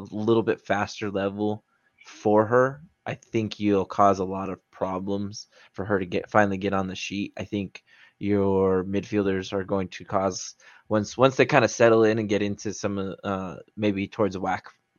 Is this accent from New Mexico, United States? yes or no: yes; Albuquerque, New Mexico, United States; moved away as an adult; I grew up in Albuquerque